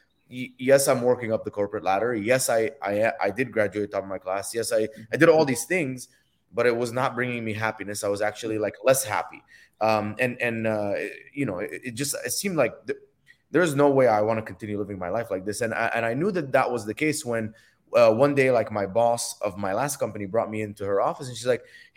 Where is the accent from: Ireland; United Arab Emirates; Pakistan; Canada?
United Arab Emirates; Dubai; moved away as an adult; also born or lived in Egypt; now in United States; I was born in Egypt, grew up in Dubai.